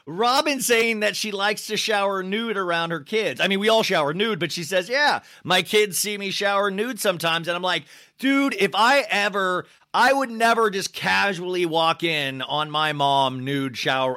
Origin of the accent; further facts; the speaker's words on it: Kansas, United States; now in Los Angeles, United States; I grew up in Kansas